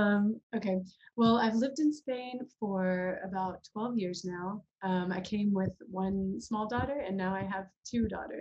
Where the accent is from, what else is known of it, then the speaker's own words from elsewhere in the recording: Birmingham, Alabama, United States; also born or lived in Florida / New Orleans; I was born in Alabama, but we lived in Florida. I spent several years in New Orleans, and we finally moved back to Birmingham, which is where my family is from, when I was in middle school. So I really feel like I'm from Birmingham